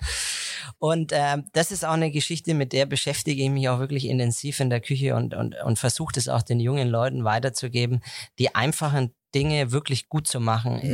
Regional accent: Heroldsberg, Bavaria, Germany; ich komme gebürtig aus Heroldsberg, also mein Elternhaus ist in Heroldsberg

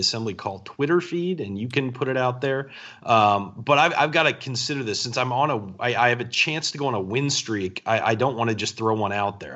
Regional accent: San Diego, California, United States; San Diego, my hometown, uh, where I grew up and, and have lived for most of my life

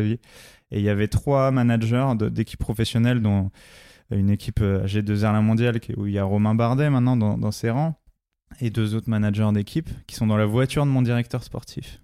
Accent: La Courneuve, Île-de-France, France; j'ai été élevé dans les quartiers populaires du 93 à La Courneuve

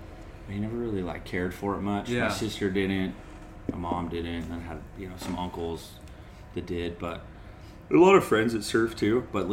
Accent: North San Diego County, California, United States; I grew up in North San Diego County, inland a little bit, but before there was a lot of people there.

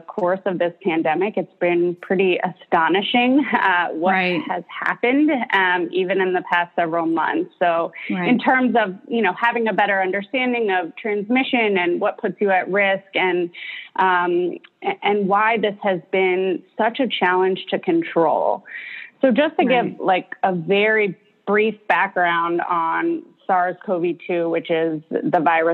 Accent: Baltimore, Maryland, United States; also born or lived in New Orleans; I'm actually born and raised in Baltimore

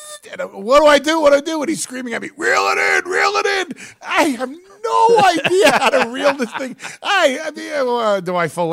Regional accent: New York, United States; I'm a New York Jew.

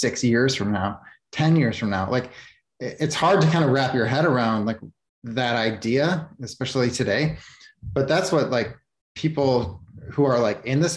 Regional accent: Chicago, Illinois, United States; I grew up in Chicago

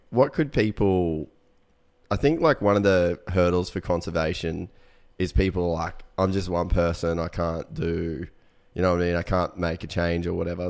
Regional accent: Cairns, Queensland, Australia; moved away as an adult; also born or lived in United States; we grew up in Cairns

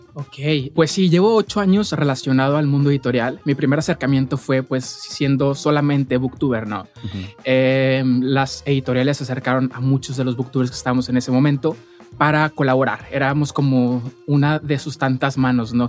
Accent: Monterrey, Nuevo León, Mexico; yo soy de Monterrey

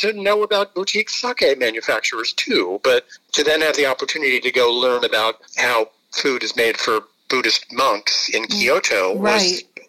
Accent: New York, United States; as a New Yorker

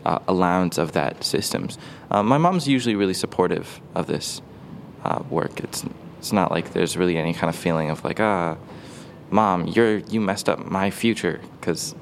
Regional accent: Seattle, Washington, United States; I'm 18 years old from Seattle, Washington.

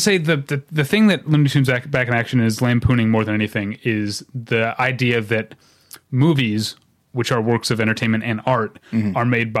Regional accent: St. Louis, Missouri, United States; I'm from St. Louis

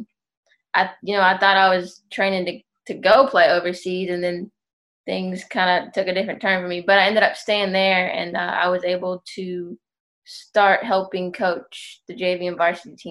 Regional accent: Memphis, Tennessee, United States; moved away as an adult; also born or lived in Chattanooga, Tennessee; I'm from Memphis.

